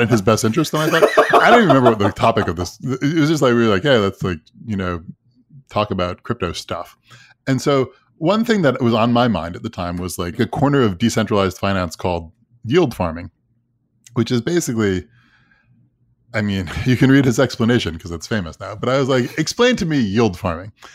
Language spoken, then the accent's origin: English; Long Island, New York, United States; I grew up on Long Island